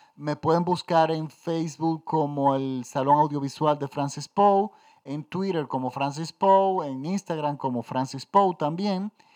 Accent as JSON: {"language": "Spanish", "country": "Dominican Republic", "tie": "born or raised there", "said": "Yo crecí en los 70 en mi país, yo estoy en la República Dominicana. Yo crecí en una dictadura"}